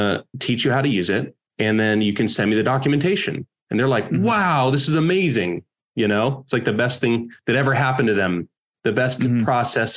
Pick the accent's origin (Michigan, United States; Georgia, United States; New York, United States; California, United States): California, United States; moved away as an adult; also born or lived in Oregon; I grew up in California and I'm 22